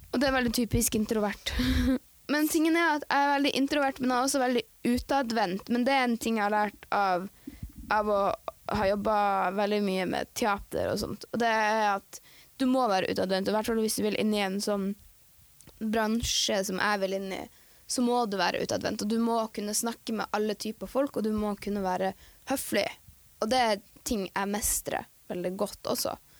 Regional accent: Tromsø, Troms, Norway; also born or lived in Andenes; Jeg er eh, født og oppvokst i Tromsø.

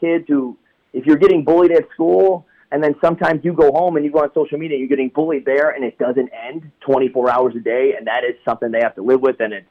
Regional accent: Cleveland, Ohio, United States; I grew up in Cleveland, Ohio

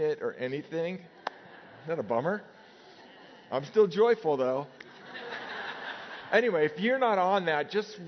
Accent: Nevada, United States; As a kid, I grew up in Nevada, and every day we lined up in our grammar school

